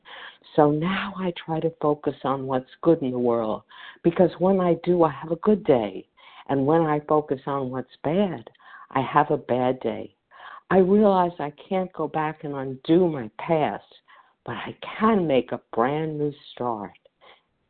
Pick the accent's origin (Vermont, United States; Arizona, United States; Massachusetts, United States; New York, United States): New York, United States; New York City; as I grew up in New York City